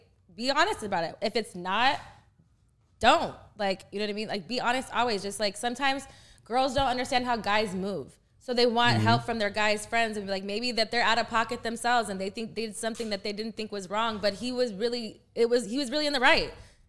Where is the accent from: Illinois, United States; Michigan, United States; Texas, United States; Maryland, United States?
Texas, United States; Load it on a trail? Just because I'm from Texas, motherfucker, are you trying to trail me?